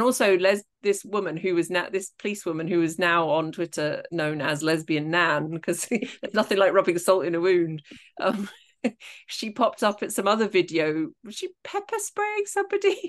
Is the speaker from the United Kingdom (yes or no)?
yes; Scotland, United Kingdom; I am Scottish